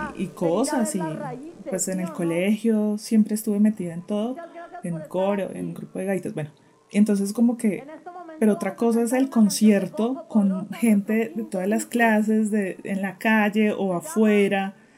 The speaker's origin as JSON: {"language": "Spanish", "region": "Bogotá", "country": "Colombia", "said": "soy periodista colombiana, bogotana"}